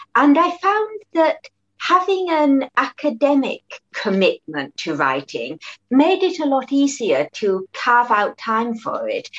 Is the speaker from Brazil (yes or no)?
no; Perth, Western Australia, Australia; moved away as an adult; also born or lived in Malaysia (ancestry); now in London, United Kingdom; growing up in Australia